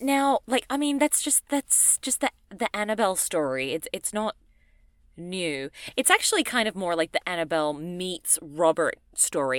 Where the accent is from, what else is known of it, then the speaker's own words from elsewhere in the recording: Australia; I'm from Australia